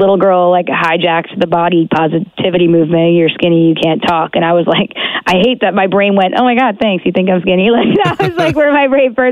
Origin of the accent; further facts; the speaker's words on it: United States; moved away as an adult; also born or lived in Long Island, New York / New Jersey; now in Toronto, Canada; I grew up in New York, and then, so half my life in New York, half my life in Jersey. So I got a little dirty Jersey, and I got a little Long Island in me.